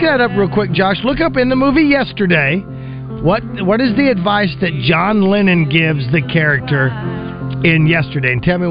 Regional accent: Oakland, California, United States; Because I am now playing in my hometown of Oakland.

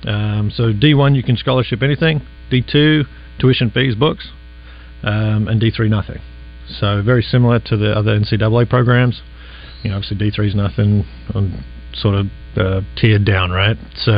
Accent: Sydney, New South Wales, Australia; it's kind of what I grew up in Sydney, a small town piece of Sydney.

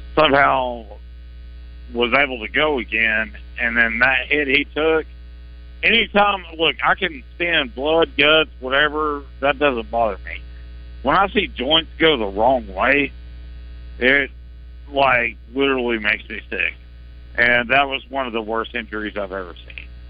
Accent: Cabot, Arkansas, United States; I'm not from Little Rock. I'm from Cabot

